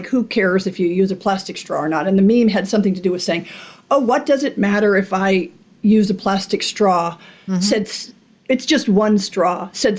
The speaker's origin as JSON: {"language": "English", "region": "Alaska", "country": "United States", "said": "The other one I like, because I'm from Alaska, is, I forget who said it"}